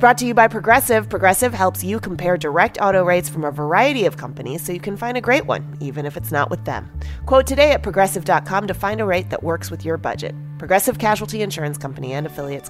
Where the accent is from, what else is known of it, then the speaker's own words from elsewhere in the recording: Mumbai, Maharashtra, India; moved away as an adult; now in Los Angeles, United States; my hometown, my home country, Mumbai, India, as well as my adopted home, my second home, Los Angeles, California